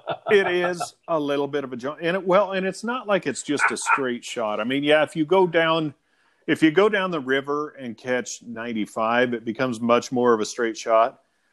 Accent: Lakeview, Oregon, United States; also born or lived in La Grande, Oregon; when we were growing up in Lakeview, Oregon

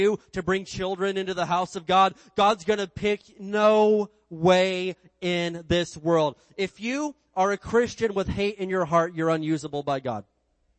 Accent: Indiana, United States; when I grew up in Indiana, we had this big hill behind our house

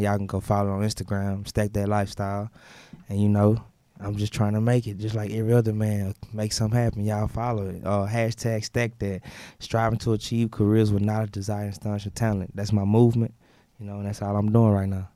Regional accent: Houston, Texas, United States; I'm from Homestead. I'm from Houston

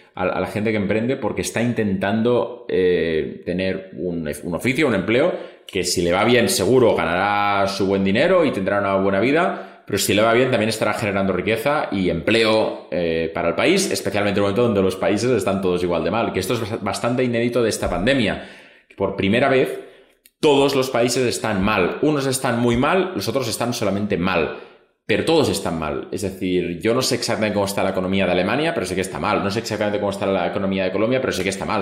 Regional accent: Spain; toda la vida siempre en España hablamos nosotros

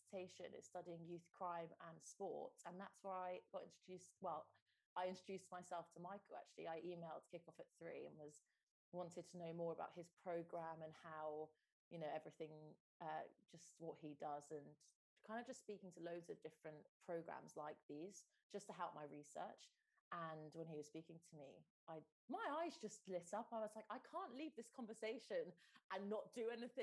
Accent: Stroud, South West England, United Kingdom; in my family home where I grew up in Stroud

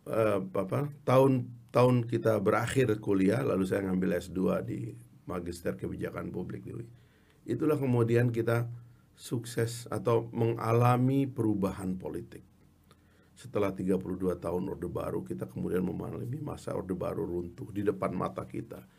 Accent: Sumbawa, West Nusa Tenggara, Indonesia; born there; kan saya ini kan orang kampung, lahir di Sumbawa. Dari keluarga orang kampung, ibu saya ibu rumah tangga

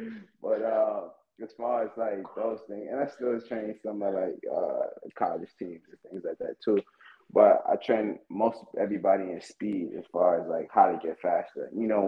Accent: Far Rockaway, New York, United States; also born or lived in Delaware / Miami / Texas / California; Being in New York, Far Rockaway, New York. I'm from Far Rockaway, New York. Kind of the slums from there. So I done risen out of that jungle, headed over to Delaware. From Delaware to Miami, from Miami to Texas, Texas to Cali.

